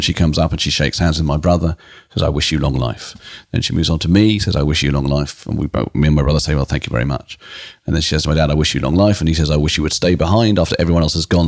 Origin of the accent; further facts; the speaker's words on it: United Kingdom; a British comedian and writer